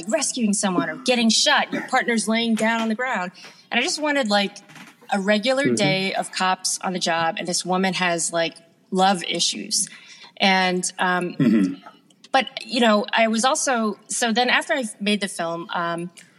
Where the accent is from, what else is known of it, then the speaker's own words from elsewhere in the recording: Long Island, New York, United States; I grew up in Long Island, which is pretty blue collar